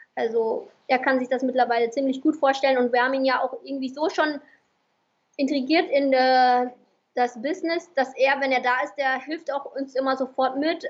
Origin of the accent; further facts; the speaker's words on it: Vietnam; moved away; also born or lived in Germany; Ich als Vietnamesin war in Deutschland